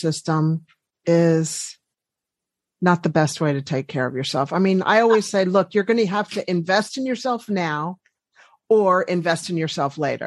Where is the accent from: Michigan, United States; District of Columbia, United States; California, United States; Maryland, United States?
District of Columbia, United States; Washington; moved away as an adult; also born or lived in Colorado; now in New Zealand; Originally, I'm from Washington, D.C.